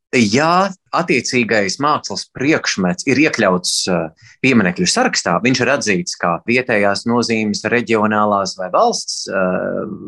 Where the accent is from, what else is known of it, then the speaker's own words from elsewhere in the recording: Latvia; es esmu latvietis